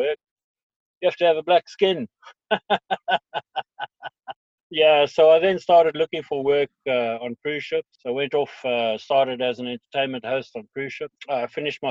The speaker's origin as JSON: {"language": "English", "area": "East Rand", "region": "Gauteng", "country": "South Africa", "tie": "born or raised there", "also_born_or_lived": "Durban", "moved": "yes", "lives_now": "Ireland"}